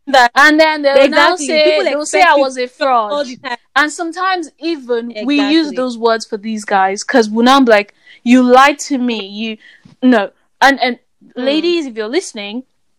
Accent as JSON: {"language": "English", "country": "Nigeria", "said": "especially as an African man, as a Nigerian man, you have to have certain things, you have to do certain things, you have to know how to do certain things."}